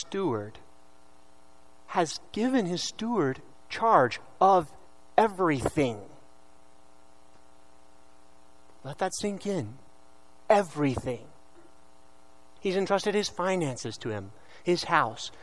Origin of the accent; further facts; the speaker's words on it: Tulsa, Oklahoma, United States; I'm from the Diocese of Tulsa, Oklahoma. So if my accent comes out, please pardon me.